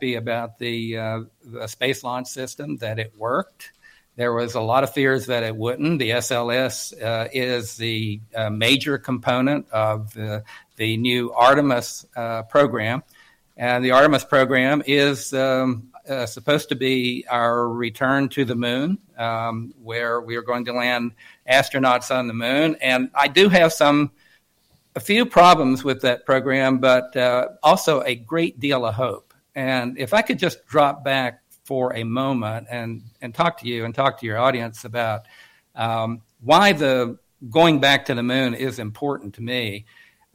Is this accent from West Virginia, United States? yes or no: yes; Coalwood, West Virginia, United States; I am from West Virginia